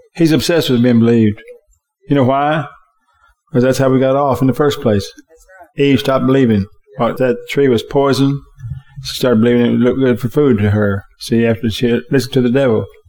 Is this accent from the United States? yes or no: yes; United States; my freedom as an American.